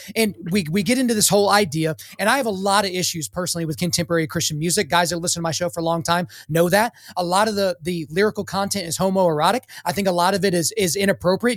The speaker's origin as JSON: {"language": "English", "region": "Oklahoma", "country": "United States", "accent": "country", "said": "I'm from Oklahoma."}